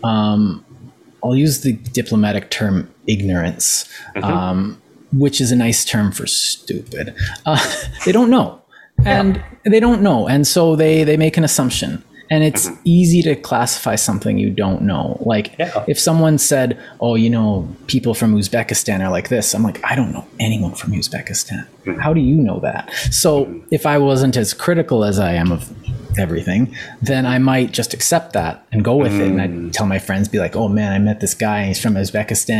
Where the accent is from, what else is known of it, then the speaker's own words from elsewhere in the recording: Canada; I'm Canadian